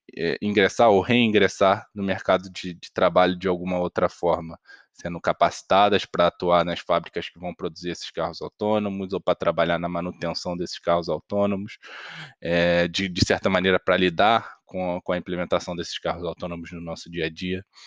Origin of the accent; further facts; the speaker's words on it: Brazil; a gente, enquanto brasileiro